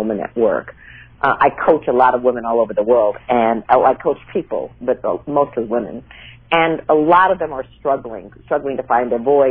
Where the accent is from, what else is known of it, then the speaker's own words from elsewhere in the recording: Minnesota, United States; moved away; also born or lived in New York / California; I grew up in Minnesota